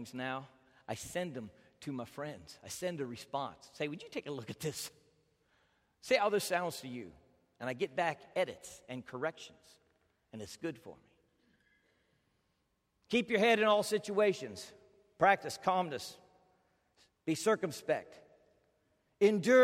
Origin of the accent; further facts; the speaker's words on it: United States; as an American